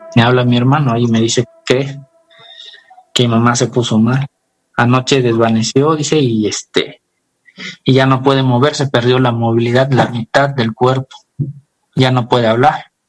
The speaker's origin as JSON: {"language": "Spanish", "town": "Tonalapa", "region": "Guerrero", "country": "Mexico", "said": "nosotros somos del estado de Guerrero, de un pueblito"}